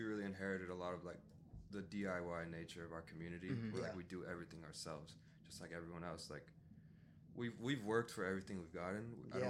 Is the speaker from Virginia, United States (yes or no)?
no; Los Angeles, California, United States; I grew up on Romo and right off Whittier Boulevard. I also went to Torres.